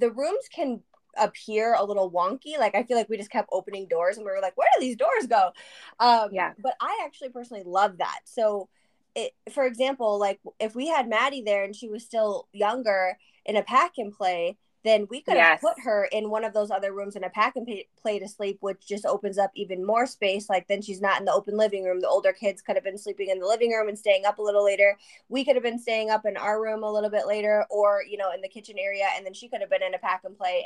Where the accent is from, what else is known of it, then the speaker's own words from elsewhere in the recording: Wisconsin, United States; I said I was from Wisconsin